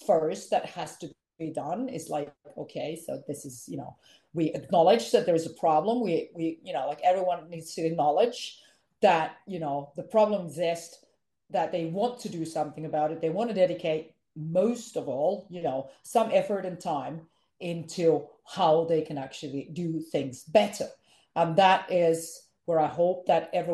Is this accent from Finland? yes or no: yes; Finland; English is a second language; I am from Finland.